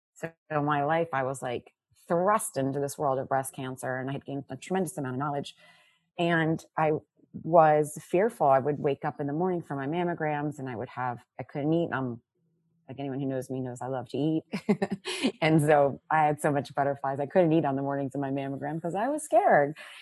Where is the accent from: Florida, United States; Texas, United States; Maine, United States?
Florida, United States; South; also born or lived in Brooklyn, New York; now in New Jersey, United States; I am uh, living in New Jersey now, but I grew up in Florida, born in Brooklyn